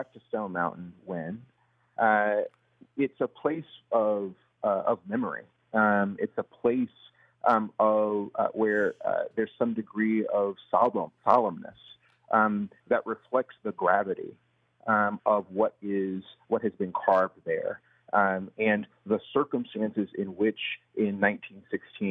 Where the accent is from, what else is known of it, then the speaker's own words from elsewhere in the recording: Athens, Georgia, United States; I'm from Athens